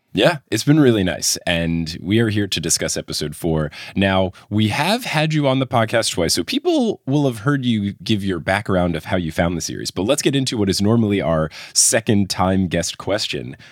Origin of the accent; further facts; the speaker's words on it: New Jersey, United States; I grew up in New Jersey